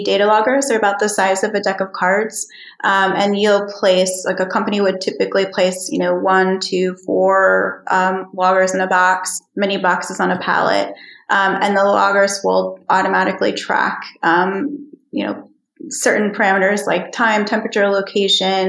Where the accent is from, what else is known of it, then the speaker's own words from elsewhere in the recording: New York, United States; moved away as an adult; also born or lived in Philadelphia, Pennsylvania; now in Iceland; I'm from the East Coast. I was born in Philadelphia and I grew up in New York.